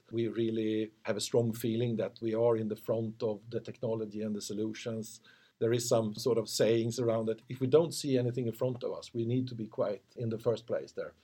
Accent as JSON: {"language": "English", "town": "Motala", "region": "Östergötland", "country": "Sweden", "tie": "born or raised there", "also_born_or_lived": "Linköping", "said": "I've been living in Linköping for most of my time. I was born in Motala, but living in Linköping quite a long time."}